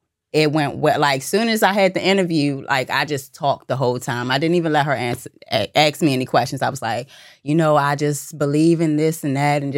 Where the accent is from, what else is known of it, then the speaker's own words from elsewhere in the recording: D.C. and Maryland, DMV, United States; also born or lived in Virginia; I was born in Virginia, raised in D.C. and Maryland.